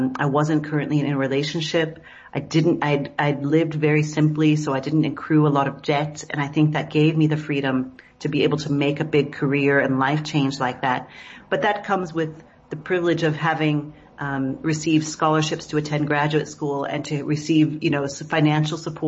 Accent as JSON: {"language": "English", "town": "Seattle", "region": "Washington", "country": "United States", "tie": "born or raised there", "also_born_or_lived": "New York City", "moved": "as an adult", "lives_now": "South Africa", "said": "where I grew up in Seattle and outside Seattle"}